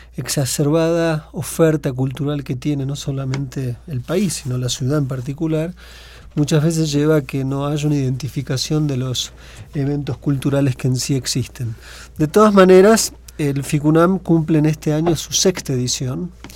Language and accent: Spanish; Argentina; accent: Argentine; now in Mexico; mi forma de hablar el español no corresponde estrictamente a México, sino a la Argentina, pero prefiero pensarme en este momento más como mexicano que como argentino